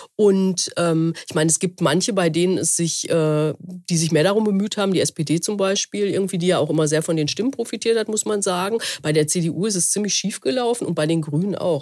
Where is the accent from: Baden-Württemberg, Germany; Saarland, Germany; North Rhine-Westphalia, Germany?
North Rhine-Westphalia, Germany; Essen; ich komme ja aus dem Ruhrgebiet, mhm. äh, ähm, äh, dort, da ist ja in Essen, meiner Heimatstadt